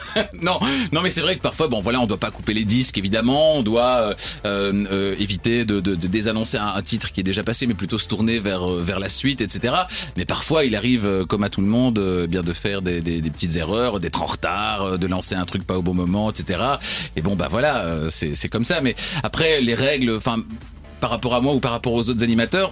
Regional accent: Namur, Wallonia, Belgium; je suis namurois, et donc j'étais, je prenais, le bus à la gare de, Namur

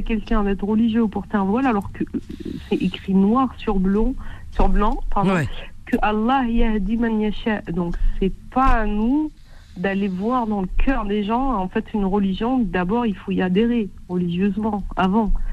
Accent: Morocco; je suis marocaine, j'ai 38 ans

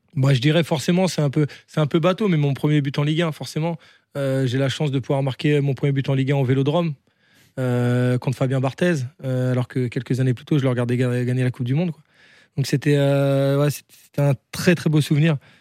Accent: the Nord, Hauts-de-France, France; moved away; also born or lived in Strasbourg / Spain; je viens du Nord

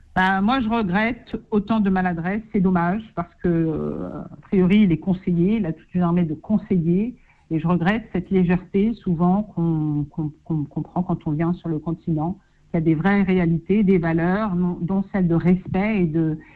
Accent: Paris, Île-de-France, France; moved away as an adult; now in Senegal; J'ai vécu toute ma vie à Paris, c'est vrai, mais ça fait six ans hein, que j'ai fait le choix de, de quitter mon bureau au 28e étage

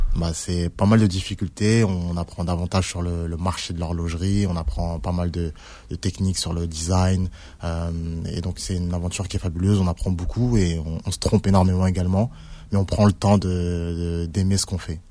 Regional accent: Villiers-le-Bel, Île-de-France, France; j'ai grandi à Villers-le-Bel

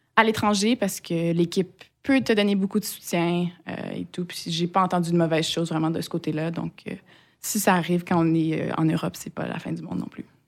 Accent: Quebec, Canada; bien que j'ai été élevée au Québec, euh, j'ai pas des, parents québécois

